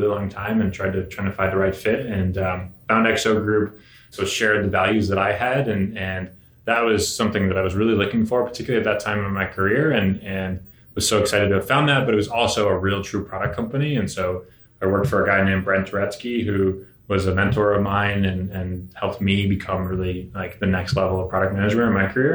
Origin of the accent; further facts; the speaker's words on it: Connecticut, United States; also born or lived in San Francisco area, California; I was born outside of San Francisco, but I grew up in Connecticut.